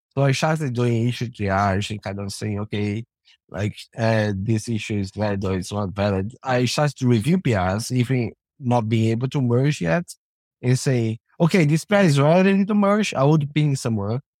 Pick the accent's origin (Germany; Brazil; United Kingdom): Brazil; now in Canada; I'm from Brazil originally, now I live in Canada.